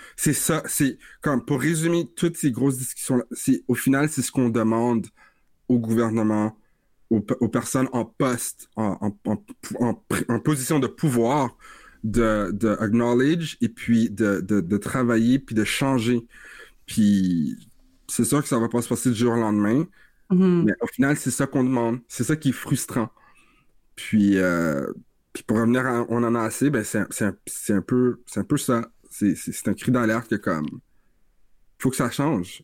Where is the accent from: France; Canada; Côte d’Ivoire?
Canada; Vanier, Ontario; j'ai grandi à Vanier, je suis un, un, gars de Vanier